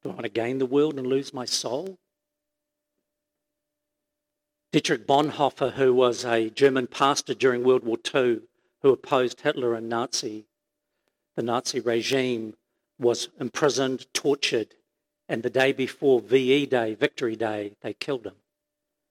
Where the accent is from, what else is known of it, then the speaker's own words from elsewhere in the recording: Auckland, New Zealand; I grew up in Glenis Pamir